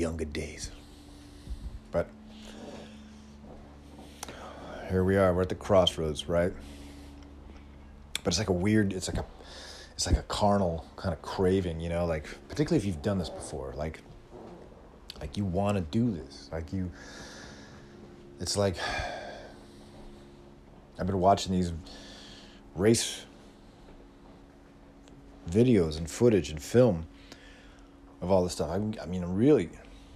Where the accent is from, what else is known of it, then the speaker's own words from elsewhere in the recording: California, United States; as a Californian